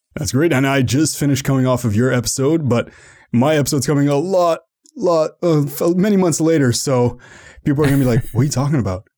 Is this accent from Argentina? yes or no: no; Canada; I'm from Canada